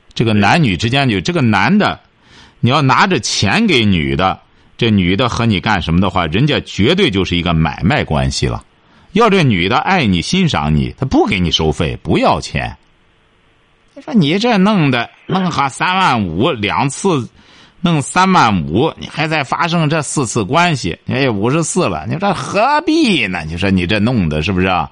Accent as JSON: {"language": "Chinese", "country": "China", "said": "我们中国人"}